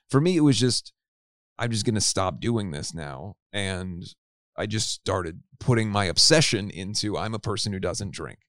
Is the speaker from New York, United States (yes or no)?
no; Cincinnati, Ohio, United States; I grew up in Cincinnati, Ohio.